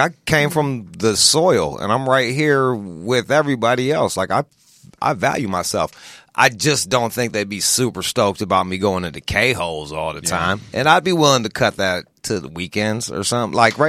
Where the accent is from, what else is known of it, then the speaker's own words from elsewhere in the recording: Pontiac, Michigan, United States; I'm from the Rust Belt. I'm from outside of Detroit, Pontiac, Michigan, which is – like Detroit already has an inferiority complex.